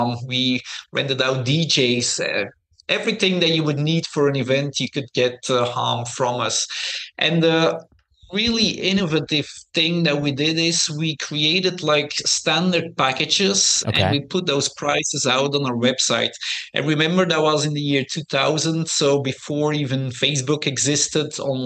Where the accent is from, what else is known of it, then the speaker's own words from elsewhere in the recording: Belgium; English is a second language; moved away as an adult; I grew up in Belgium.